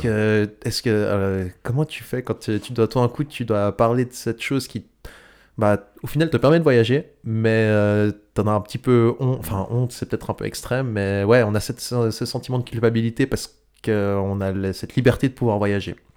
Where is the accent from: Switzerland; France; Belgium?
Switzerland; on est suisse